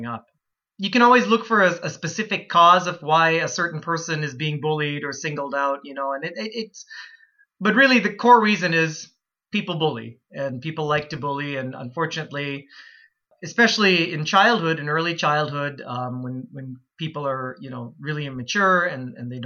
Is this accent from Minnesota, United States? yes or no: yes; Plymouth, Minnesota, United States; also born or lived in Calgary, Canada / Florida; town I grew up in, Plymouth, Minnesota, where I still live today